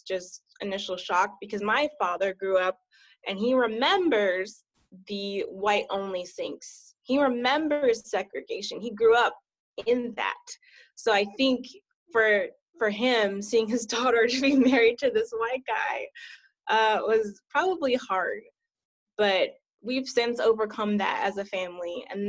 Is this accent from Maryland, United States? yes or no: yes; Maryland, United States; Well, I didn't grow up here. I'm actually an Army brat. Most of my childhood, I grew up in Maryland